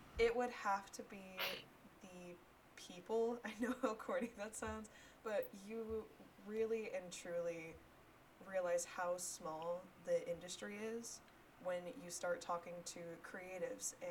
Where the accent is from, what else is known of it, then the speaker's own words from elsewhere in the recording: Smyrna, Georgia, United States; now in Alpharetta, United States; I am originally from Smyrna, Georgia